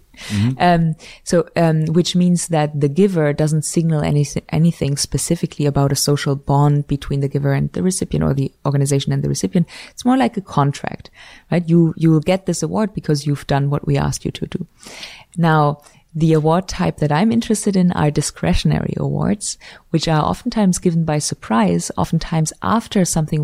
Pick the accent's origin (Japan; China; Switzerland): Switzerland; now in United States; So I came from Switzerland where you do have awards, but it's very limited, the number of awards, compared in particular to the US.